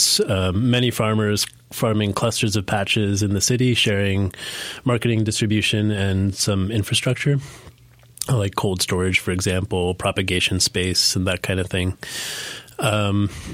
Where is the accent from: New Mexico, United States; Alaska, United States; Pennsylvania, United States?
Pennsylvania, United States; Pittsburgh; moved away as an adult; now in Asheville, United States; We were raised up in Pittsburgh, Pennsylvania, and we grew up there